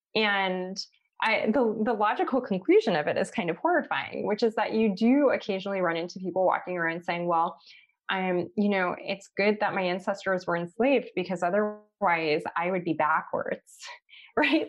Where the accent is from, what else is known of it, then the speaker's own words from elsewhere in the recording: Los Angeles, California, United States; growing up in Los Angeles